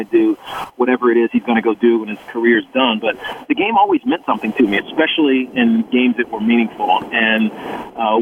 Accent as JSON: {"language": "English", "region": "Southwest Virginia", "country": "United States", "tie": "born or raised there", "said": "growing up in Southwest Virginia"}